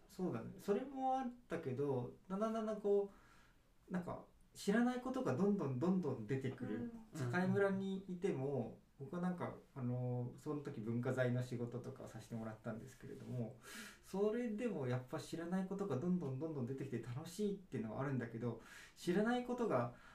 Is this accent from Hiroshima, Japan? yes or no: no; Fukuoka, Japan; now in Nagano, Japan; 僕は福岡で生まれました